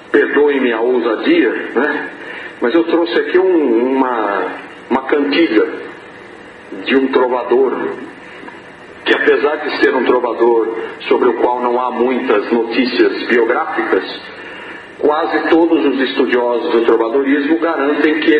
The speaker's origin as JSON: {"language": "Portuguese", "region": "São Paulo", "country": "Brazil", "tie": "born or raised there", "accent": "sotaque do sudeste do Brasil", "said": "sudeste do Brasil, mais precisamente eu venho do estado de São Paulo. Né? Eu sou nascido na cidade de São Paulo, não vivo mais na cidade de São Paulo, mas nasci e cresci ali."}